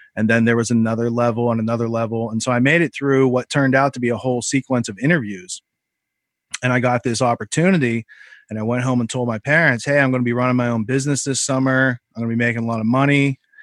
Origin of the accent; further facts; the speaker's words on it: Western Pennsylvania, United States; I grew up in Western Pennsylvania